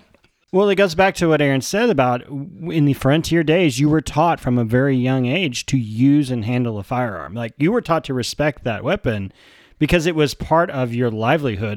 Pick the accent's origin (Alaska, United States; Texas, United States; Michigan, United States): Texas, United States; as a Texan